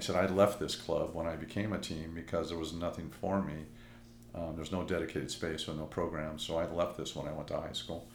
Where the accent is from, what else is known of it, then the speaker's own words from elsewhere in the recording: Los Angeles, California, United States; this is my hometown, and I love it